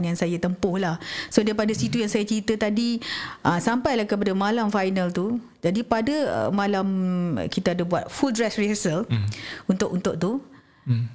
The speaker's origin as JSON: {"language": "Malay", "country": "Malaysia", "tie": "born or raised there", "said": "tinggal di sebuah kampung dekat uh, kampung Kesang nama kampung saya dekat situ."}